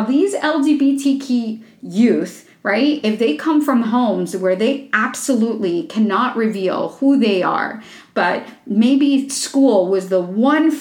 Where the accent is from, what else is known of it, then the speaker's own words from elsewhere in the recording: Florida, United States; my home state of Florida